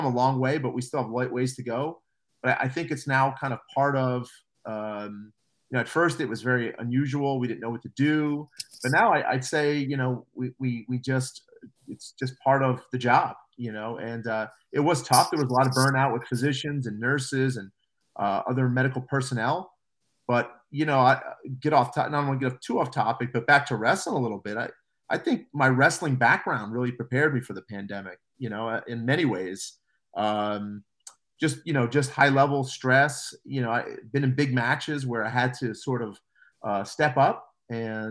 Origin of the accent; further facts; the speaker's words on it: New Jersey, United States; moved away; also born or lived in Pennsylvania; I'm from New Jersey originally.